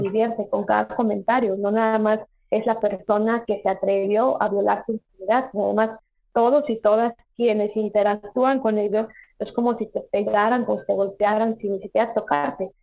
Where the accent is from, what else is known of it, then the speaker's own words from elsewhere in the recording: Mexico; en mi país, en México